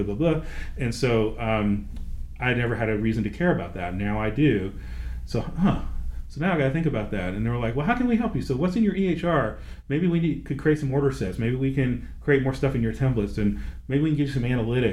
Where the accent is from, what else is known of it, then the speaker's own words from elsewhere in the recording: Nashville, Tennessee, United States; I'm from Nashville